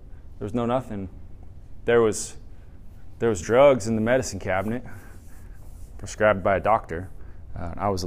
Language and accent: English; San Diego, California, United States; moved away as an adult; now in Ohio, United States; I'm from San Diego, so I'm accustomed to the sun, but we do love Ohio. We've been here about a year now